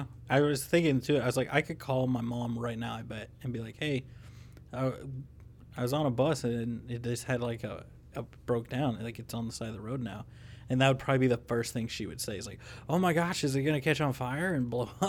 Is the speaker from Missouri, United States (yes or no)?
yes; Missouri, United States; moved away; I'm from Missouri.